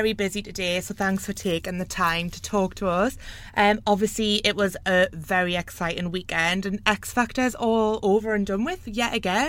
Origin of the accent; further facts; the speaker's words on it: South Shields, North East England, United Kingdom; you actually went to my hometown last year, South Shields.